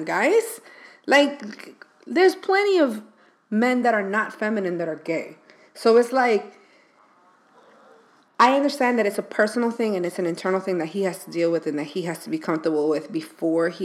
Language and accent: English; New York, United States; now in Miami, United States; I am from the Bronx